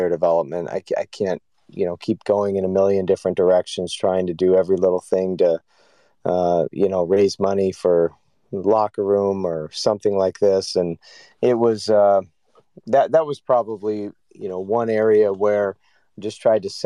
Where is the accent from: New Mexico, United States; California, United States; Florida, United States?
California, United States; moved away as an adult; also born or lived in North Carolina; now in Michigan, United States; I grew up in California